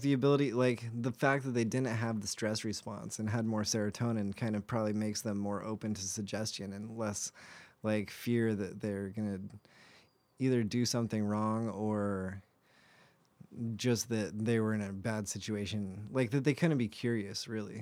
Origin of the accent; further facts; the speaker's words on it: United States; as an American